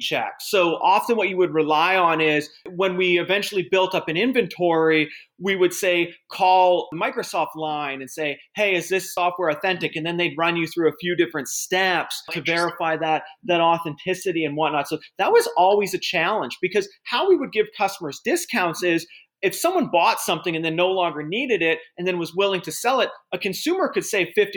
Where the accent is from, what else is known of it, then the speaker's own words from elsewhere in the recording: Edmonton, Alberta, Canada; moved away as an adult; now in United States; I grew up in Edmonton, Alberta, which was a great place to grow up